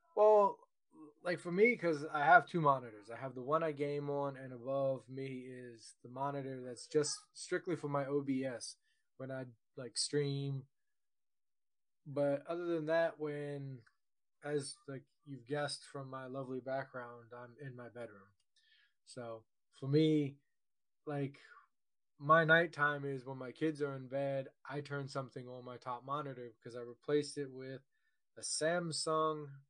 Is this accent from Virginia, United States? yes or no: yes; Virginia, United States; I was born and raised in Virginia